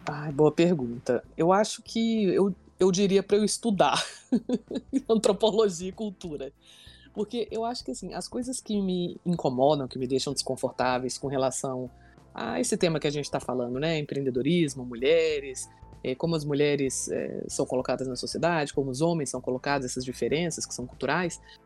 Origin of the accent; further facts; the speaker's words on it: Brasília, Federal District, Brazil; eu nasci aqui em Brasília, é, sou filha né, da nossa capital federal